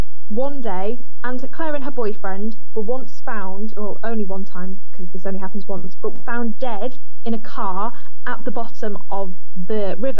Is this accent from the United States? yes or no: no; Yorkshire and the Humber, United Kingdom; my hometown up in Yorkshire.